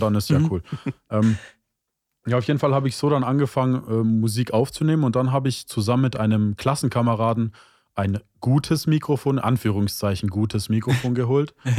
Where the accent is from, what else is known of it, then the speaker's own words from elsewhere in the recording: Stuttgart, Baden-Württemberg, Germany; bin 25 Jahre alt und komme aus Stuttgart